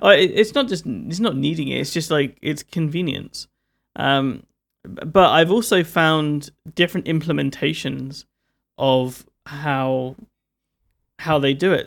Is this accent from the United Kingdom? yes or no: yes; London, United Kingdom; I'm from London